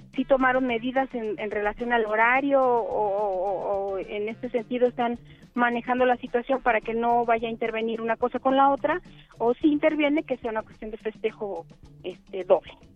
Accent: Mexico; nosotros somos mexicanos

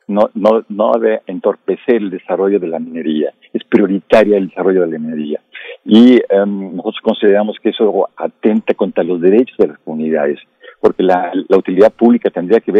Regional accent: Mexico

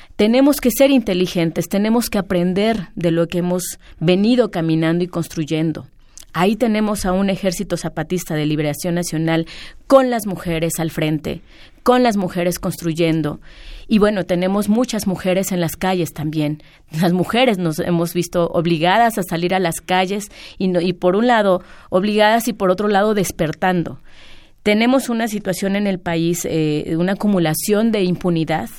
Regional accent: Mexico; nuestra historia como mexicanos

